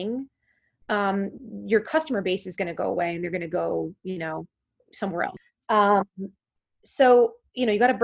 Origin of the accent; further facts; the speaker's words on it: New York, United States; I'm a New Yorker